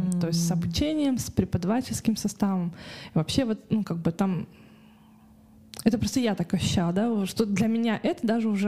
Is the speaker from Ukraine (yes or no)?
no; Karaganda, Karaganda Region, Kazakhstan; now in Almaty, Kazakhstan; потому что я приехала из Караганды, угу. и я никогда не была в этой сфере, да, я не была в Алмате, там, да, не проживала в этом городе